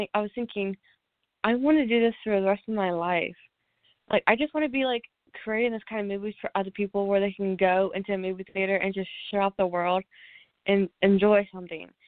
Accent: Olathe, Kansas, United States; I am from Olathe, Kansas

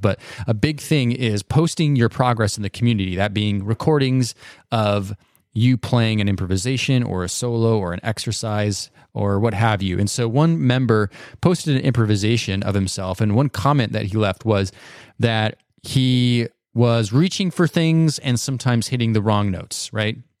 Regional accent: United States; I grew up in the United States

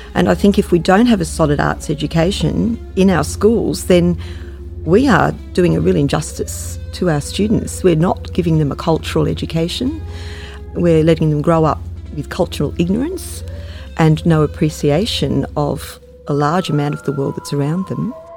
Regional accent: Sydney, New South Wales, Australia; I grew up in the Shire and I teach in the Shire

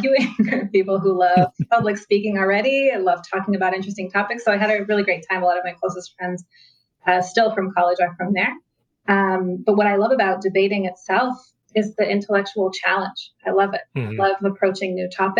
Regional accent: United States; moved away as an adult; also born or lived in Israel; I grew up in the United States, so I went to high school

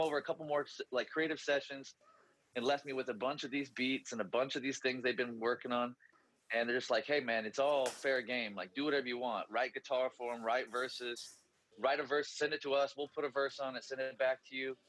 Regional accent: Chico, California, United States; also born or lived in Los Angeles; I'd recently moved back from LA back to kind of my hometown of Chico area, Northern California

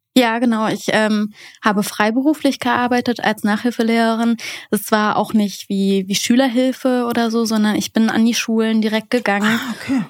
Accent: Berlin, Germany; ich komme aus Berlin

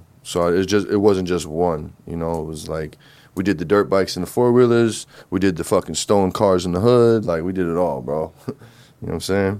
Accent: New Jersey, United States; I'm from Jersey. North Jersey.

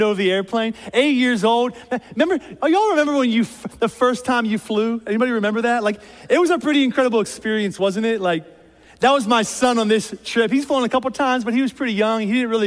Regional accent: outside of Philadelphia, Pennsylvania, United States; moved away as an adult; now in Columbus, United States; I was born and raised outside of Philadelphia, PA.

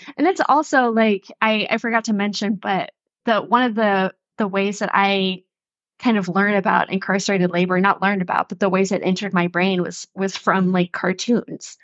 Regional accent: Western North Carolina, United States; moved away; I'm from Western North Carolina, and I used to, like, go, we used to go play on this railroad

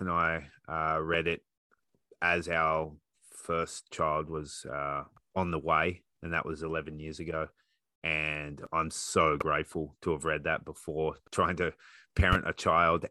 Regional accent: Australia; now in Canada; being an Australian coach in Canada

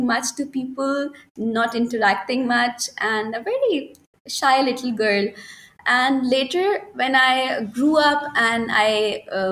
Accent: Lahore, Punjab, Pakistan; moved away as an adult; now in Karachi, Pakistan; I was born in Karachi and I was only 6 months old when my father got transferred to Lahore and we shifted there. And then I spent whole of my life in Lahore.

